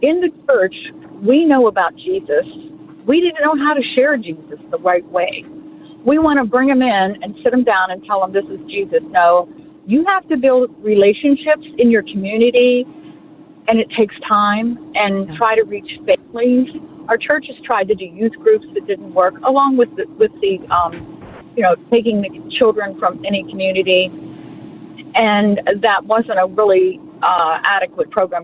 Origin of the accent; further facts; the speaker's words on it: Western Pennsylvania, United States; also born or lived in the South (US); I lived in the South for three years. I'm born and raised in Western Pennsylvania